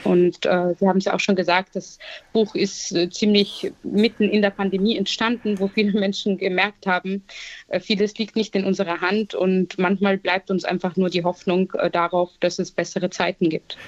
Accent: Vienna, Austria; ich bin in Wien geboren, als Kind äh, ägyptischer Eltern und habe leider schon in sehr jungen Jahren viel Rassismus und Diskriminierung erlebt, vor allem auch in der Schulzeit

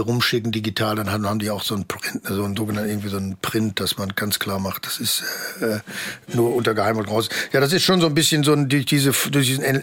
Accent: Bochum, North Rhine-Westphalia, Germany; moved away; also born or lived in Hamburg / Munich / Cologne; Ich bin auch, äh, freue mich auch darüber und habe da eine tolle Zeit verlebt in meinem

